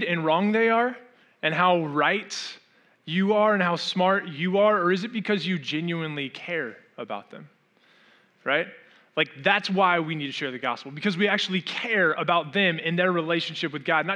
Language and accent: English; Orange County, Southern California, United States; moved away as an adult; also born or lived in Arizona; I grew up in Orange County and I left Orange County, Southern California, to move to Arizona